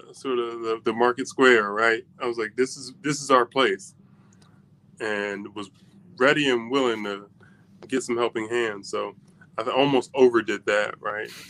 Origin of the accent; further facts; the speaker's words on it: just outside Philly, Pennsylvania, United States; moved away as an adult; now in Howard County, United States; I grew up just outside Philly, but it was a blue collar town and worked at oil refineries that closed like 20 years ago